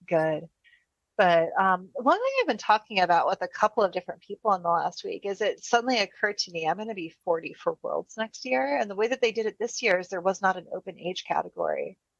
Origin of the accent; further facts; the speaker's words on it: United States; as an American